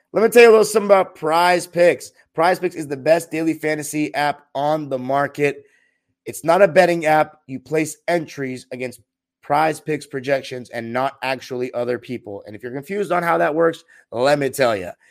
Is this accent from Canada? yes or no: no; Los Angeles, California, United States; born and raised in Los Angeles